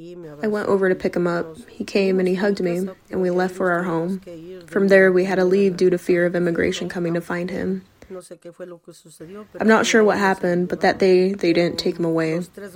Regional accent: Mexico; moved away as an adult; also born or lived in Guadalajara; now in United States; I was born in Mexico with 12 siblings. My parents always worked out in the fields. That's where we were raised together, working out in the field. We moved to Guadalajara.

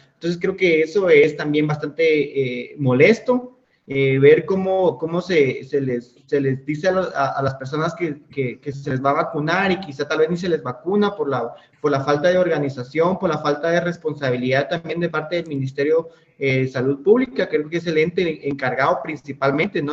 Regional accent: Guatemala; como lo es en nuestro país

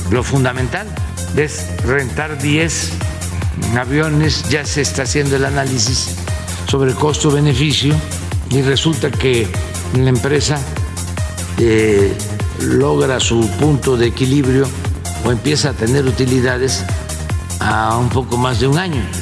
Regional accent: Coahuila, Mexico; Yo soy de Coahuila porque me considero de ese estado de otros estados, más Coahuila es un estado de gente buena, trabajadora.

